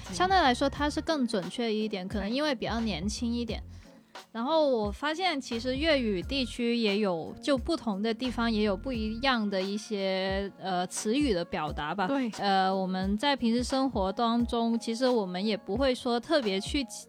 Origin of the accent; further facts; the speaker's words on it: Guangzhou, Guangdong, China; 即使我土生土长在这个地方